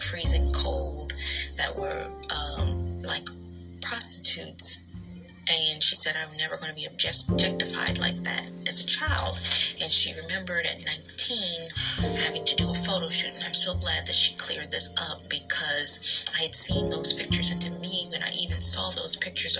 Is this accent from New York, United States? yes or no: yes; New York, United States; I was never raised out here, but I'm from New York